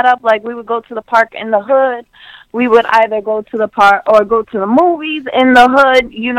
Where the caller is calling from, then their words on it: Queens, New York, United States; I'm coming from Queens, New York.